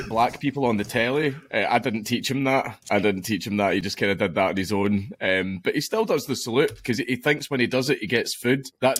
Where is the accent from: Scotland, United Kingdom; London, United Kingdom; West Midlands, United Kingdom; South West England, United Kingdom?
Scotland, United Kingdom; I'm Scottish.